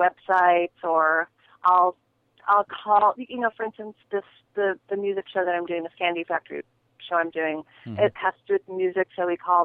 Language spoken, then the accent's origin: English; United States; I'm American